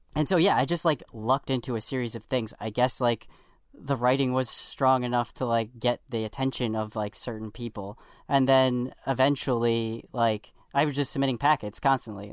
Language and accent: English; New York City, New York, United States; where I grew up on the South Shore of Staten Island, it's all Italian and Irish